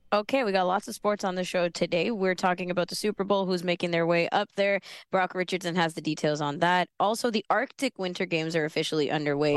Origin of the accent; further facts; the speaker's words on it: Sri Lanka; I'm Sri Lankan